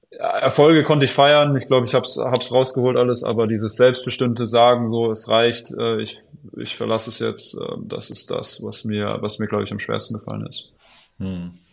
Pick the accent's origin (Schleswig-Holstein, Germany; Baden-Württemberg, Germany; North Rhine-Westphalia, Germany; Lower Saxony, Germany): Baden-Württemberg, Germany; Ludwigsburg; Ludwigsburg, ja, ja, da halt.